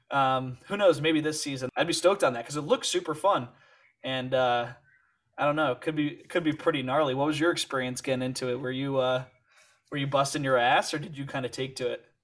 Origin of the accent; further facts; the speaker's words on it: Calgary, Alberta, Canada; moved away as an adult; now in Montreal, Canada; I grew up in Calgary, skiing at the resort there